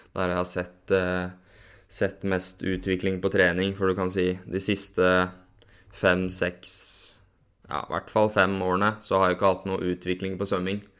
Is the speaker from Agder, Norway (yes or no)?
no; Borgen, Akershus, Norway; Jeg vokste opp eh, på et lite sted som heter Borgen. Det er eh, mellom Kløfta og Jessheim